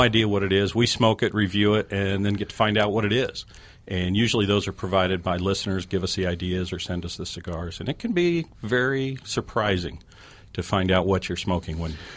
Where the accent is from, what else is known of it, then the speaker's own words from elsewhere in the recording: Colorado, United States; moved away; I grew up in Colorado, uh, fly fishing out there.